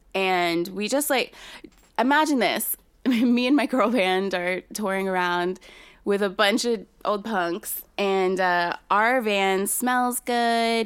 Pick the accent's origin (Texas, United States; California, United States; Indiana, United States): Texas, United States; San Antonio; born or raised there